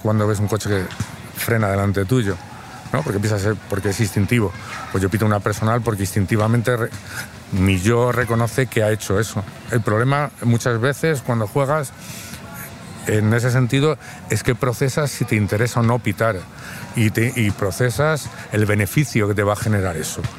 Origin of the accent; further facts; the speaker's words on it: Madrid, Community of Madrid, Spain; soy de Madrid, tengo 54 años